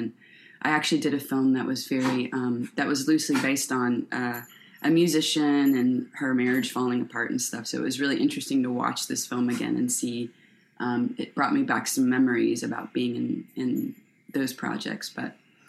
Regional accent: Florida, United States; moved away as an adult; also born or lived in Cincinnati; now in Berkeley, United States; I was born and raised in Florida. I found my way to Cincinnati in my early 20s.

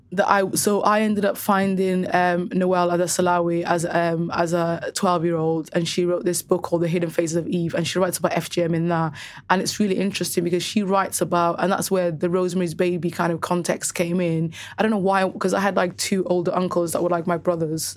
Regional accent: Cardiff, Wales, United Kingdom; also born or lived in Somaliland; growing up in Cardiff specifically, every single girl that I knew had F G M.

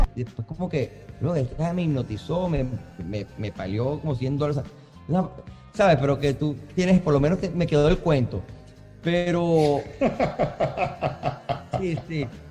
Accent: Caracas, Capital District, Venezuela; moved away; Nací en Caracas

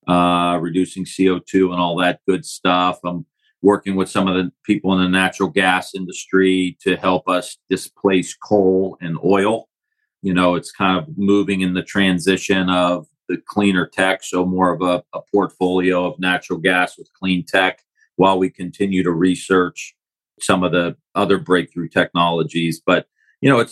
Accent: Youngstown, Ohio, United States; I grew up just outside of Youngstown, Ohio, northeast area of the state

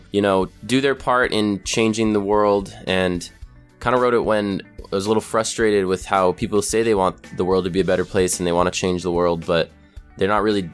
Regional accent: Provo, Utah, United States; We're from Provo, Utah.

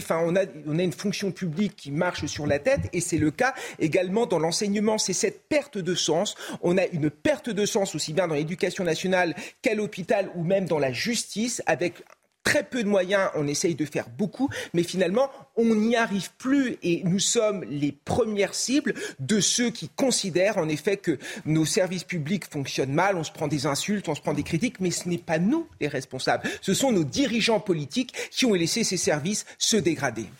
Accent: France; en tant que Français

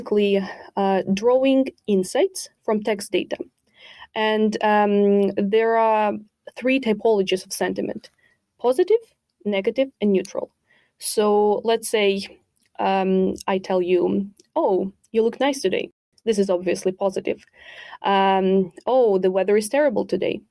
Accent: Ukraine; moved away; I'm originally from Ukraine

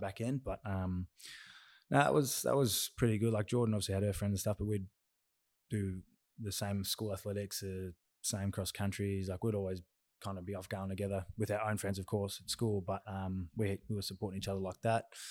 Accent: Myrtleford, Victoria, Australia; I'm a small country town man, um, from Myrtleford, which is Northeast Victoria

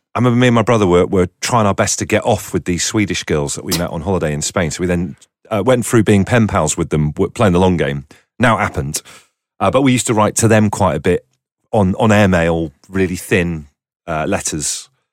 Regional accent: Torquay, South West England, United Kingdom; Torquay, which is, you know, it's a nice seaside and everything. It's where I grew up.

